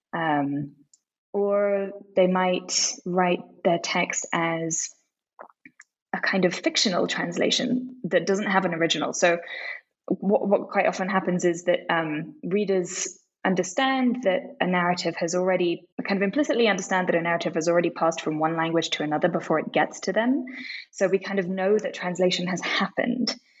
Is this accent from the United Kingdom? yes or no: yes; London, United Kingdom; moved away as an adult; also born or lived in Tokyo, Japan; now in Mexico City, Mexico; I grew up mainly in London